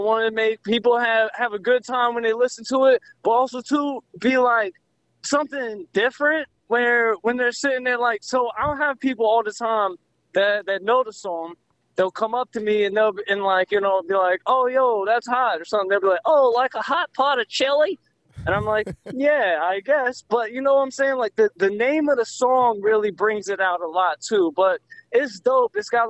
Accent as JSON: {"language": "English", "town": "Raleigh", "region": "North Carolina", "country": "United States", "tie": "born or raised there", "said": "Well, Raleigh, Psy, you know, I rocks with it. It's my thing."}